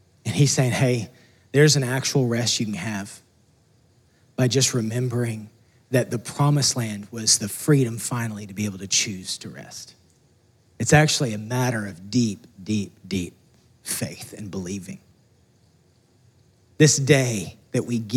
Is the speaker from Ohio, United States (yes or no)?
no; Texas, United States; moved away as an adult; we're from Texas